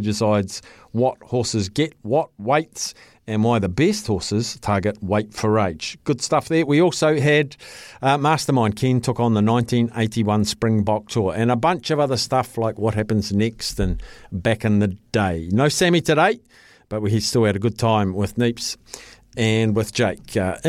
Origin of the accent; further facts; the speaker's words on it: New Zealand; So just want to get what, now as a Kiwi, but I want the UK's take on that weekend's performances by those Northern Hemisphere teams.